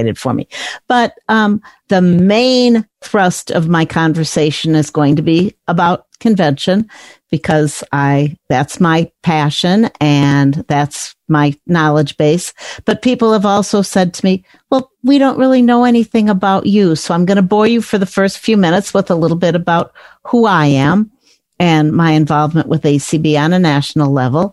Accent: Chicago, Illinois, United States; I grew up in the Chicago area

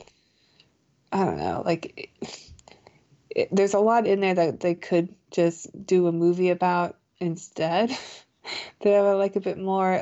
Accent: United States; being an American

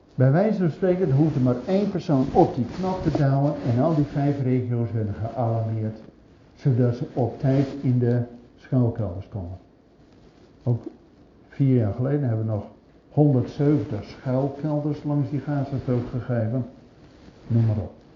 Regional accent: Zwolle, Overijssel, Netherlands; bij ons in Zwolle

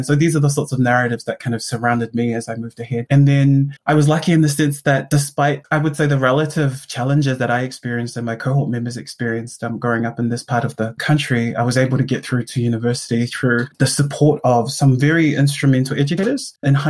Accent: Auckland, New Zealand; also born or lived in South Korea; I grew up here in South Auckland. I was born and raised here in Manurewa.

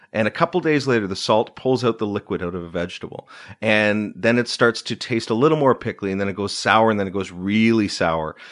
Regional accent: Uxbridge, Ontario, Canada; also born or lived in Markham / East End, Toronto; We moved to Eudora, which is a suburb of Uxbridge, northeast of Toronto

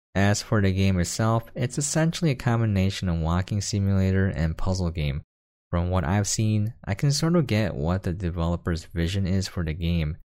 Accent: United States; I am an American

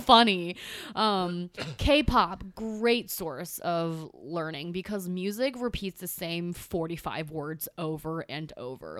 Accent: California, United States; first language Chinese; now in New York, United States; I'm from California

